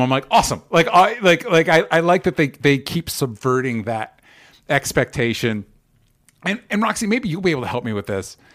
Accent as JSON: {"language": "English", "country": "United States", "said": "an American"}